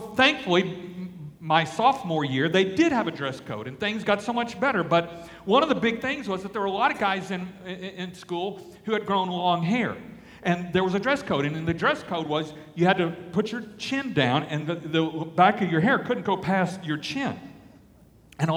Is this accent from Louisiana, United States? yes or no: yes; Alexandria, Louisiana, United States; I grew up in Alexandria, Louisiana